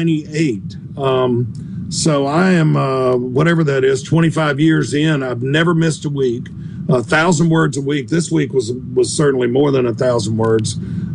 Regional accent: Southern United States, United States; Because I really just write about food and travel and growing up in the South and family and friends and things like that.

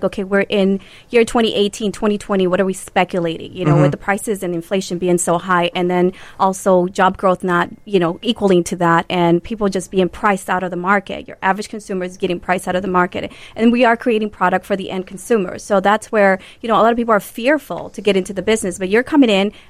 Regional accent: Chicago, Illinois, United States; we're from Chicago

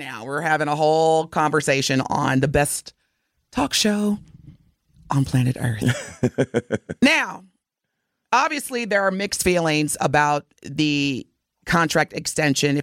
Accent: Evansville, Indiana, United States; moved away; my hometown, Evansville, Indiana

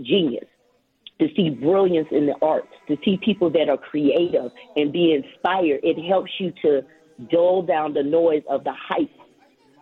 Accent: Chicago, Illinois, United States; moved away as an adult; also born or lived in Jackson, Mississippi; growing up in Chicago, going from Inglewood to Beverly

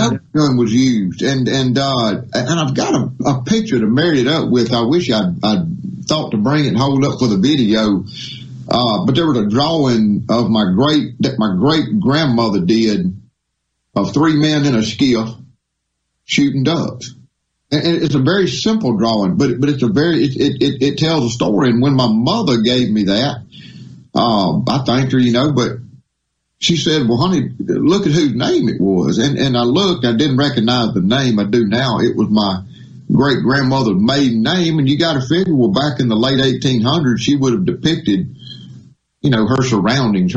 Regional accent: Mississippi Delta, United States; moved away; Grew up hunting in Mississippi. I'm from the Delta originally.

